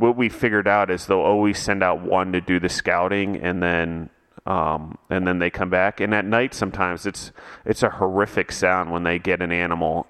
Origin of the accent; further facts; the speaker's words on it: Maryland, United States; now in Colorado, United States; when I grew up in Maryland and the farm